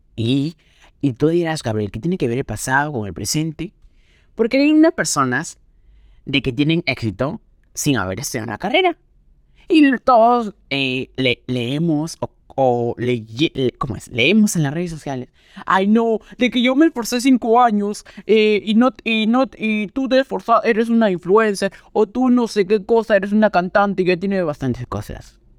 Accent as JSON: {"language": "Spanish", "country": "Peru", "said": "en Perú, en mi país"}